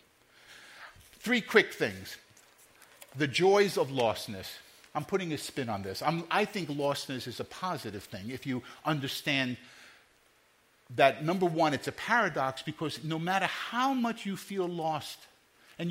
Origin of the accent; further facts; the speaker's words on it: New York City, New York, United States; I grew up in Brooklyn and Queens